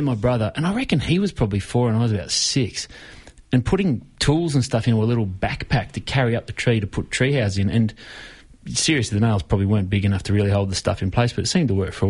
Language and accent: English; the Dandenongs, Victoria, Australia; I grew up in the Dandenongs, there was a lot of space out there